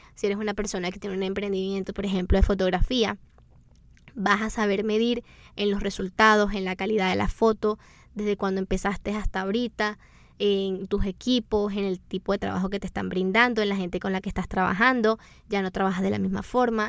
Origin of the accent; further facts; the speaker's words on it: Venezuela; nosotros somos de Venezuela y en Venezuela se acostumbra, eso es una tradición muy bonita que tenemos